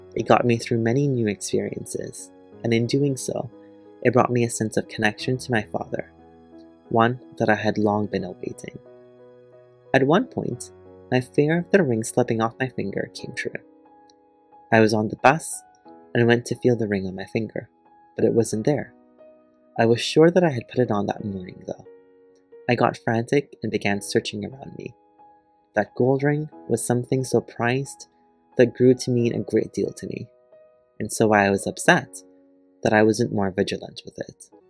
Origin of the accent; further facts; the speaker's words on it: Guyana; moved away as an adult; also born or lived in Trinidad and Tobago; now in Peterborough, Canada; In February 2001, at the age of six, my mom and I moved to Guyana, a country in South America. I lived in Guyana for about 13 years, finishing high school there